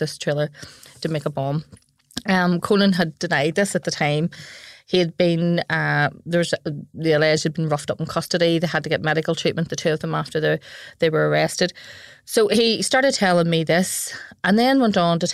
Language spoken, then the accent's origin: English; Belfast, Northern Ireland, United Kingdom; I am from West Belfast